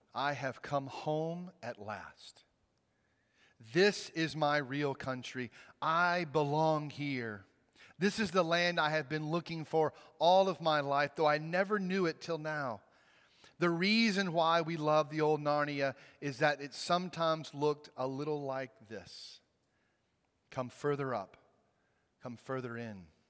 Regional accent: Mississippi, United States; moved away as an adult; now in Virginia, United States; I grew up in Mississippi. I spent the first twenty-three years of my life there

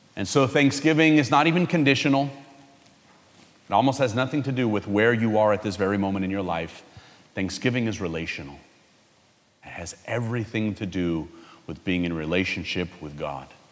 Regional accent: California, United States; I'm from California

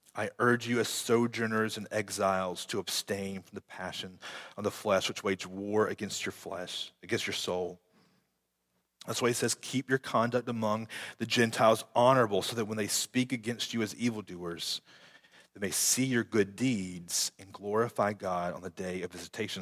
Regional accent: United States; I'm still American, but before I'm an American, I'm a child and a citizen of the kingdom of heaven

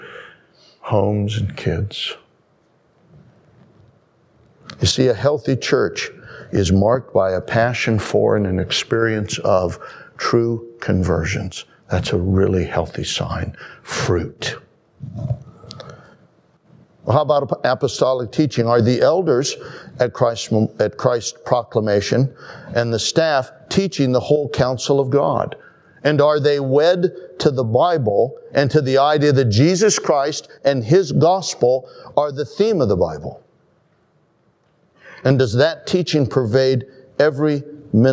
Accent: United States; as an American

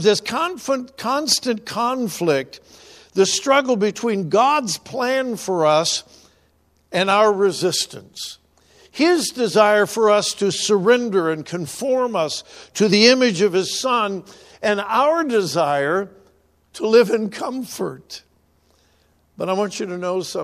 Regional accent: California, United States; moved away; I'm from California, and we used to go up into the California mountains

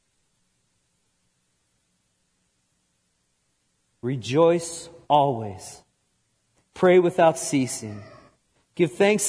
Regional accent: outside New York City, United States; moved away; I grew up outside New York City

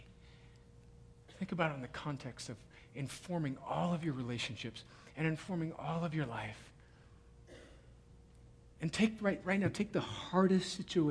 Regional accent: United States; American Christians

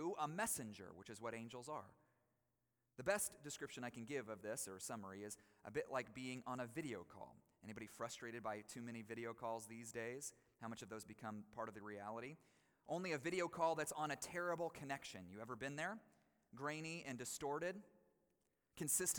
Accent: Colorado, United States; moved away; My home state, after all, in Colorado

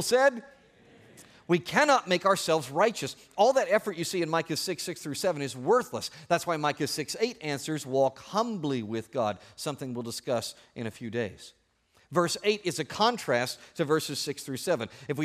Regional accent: Oklahoma, United States; as a young Native American when I was growing up in Oklahoma

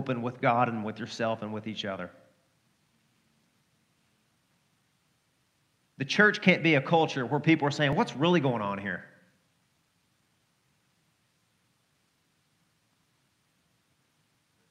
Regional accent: Arkansas, United States; I'm from Arkansas.

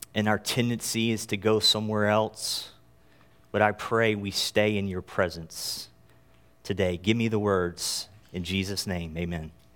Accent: North Carolina, United States; moved away; I am from North Carolina originally

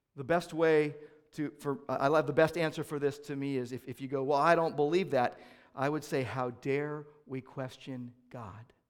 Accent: United States; we as American Christians

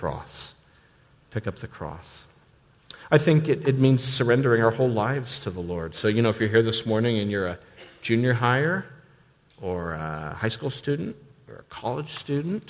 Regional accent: United States; us as American Christians

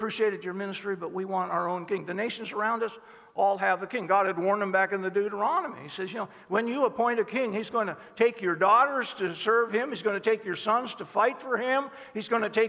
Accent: Cozad, Nebraska, United States; also born or lived in South Dakota; we moved from South Dakota to Cozad

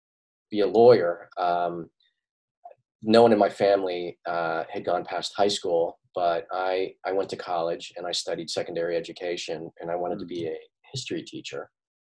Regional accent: Pittsburgh, Pennsylvania, United States; born or raised there; now in Doylestown, United States

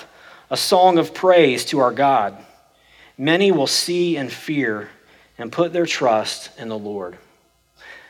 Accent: Oklahoma, United States; I'm from Oklahoma, and that's the way we talk.

